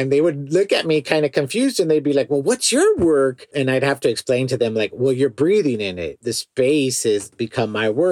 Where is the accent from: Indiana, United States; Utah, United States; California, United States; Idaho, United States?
California, United States; Los Angeles; I grew up in the Port area of Los Angeles in a neighborhood called Wilmington